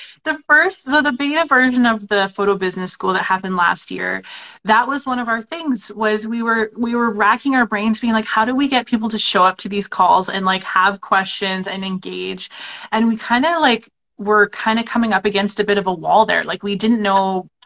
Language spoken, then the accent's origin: English; Canada; we're two Canadian photographers, so we know what it's like in our country